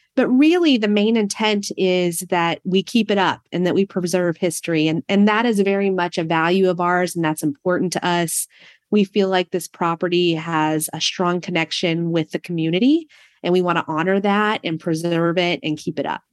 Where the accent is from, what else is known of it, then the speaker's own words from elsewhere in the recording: Prince of Wales Island, Southeast Alaska, United States; moved away as an adult; also born or lived in Fairbanks, Alaska / Corvallis, Oregon; now in Monmouth, United States; we're all from Southeast Alaska on an island called Prince of Wales Island